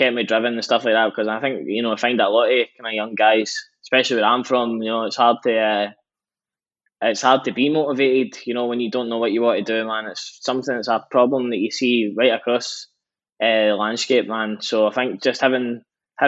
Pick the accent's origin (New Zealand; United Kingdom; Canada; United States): United Kingdom; between Glasgow and Edinburgh, Scotland; growing up, we stay in between Glasgow and Edinburgh.